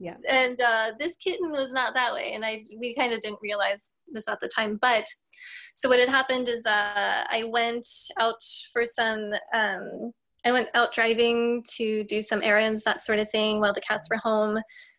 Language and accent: English; Norway; also born or lived in United States; I am from Norway originally. So I did live in the US when I was little for a period of time. Therefore, I don't have an accent.